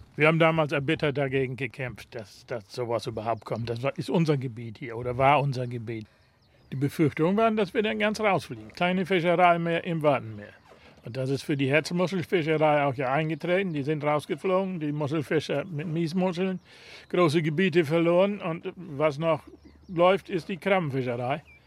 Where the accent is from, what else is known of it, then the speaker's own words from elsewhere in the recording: Neßmersiel, Lower Saxony, Germany; Wir sind ja in der Natur groß geworden. Also als Kind sind wir hier überall rumgelaufen